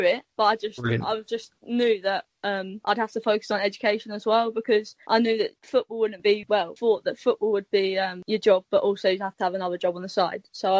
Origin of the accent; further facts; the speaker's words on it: England, United Kingdom; Well, I'm English, fully English, but yep. My nan's fully Welsh